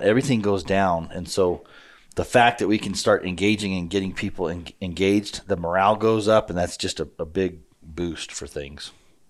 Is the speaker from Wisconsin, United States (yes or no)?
no; Colorado Springs, Colorado, United States; moved away; And I grew up, I was born in Colorado Springs, so I grew up on the other side of those Rockies.